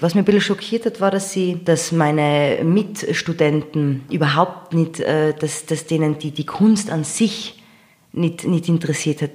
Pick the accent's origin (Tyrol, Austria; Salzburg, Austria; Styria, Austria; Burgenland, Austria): Tyrol, Austria; Innsbruck; accent: Tyrolean; moved away as an adult; also born or lived in United States; Ich bin aufgewachsen in Innsbruck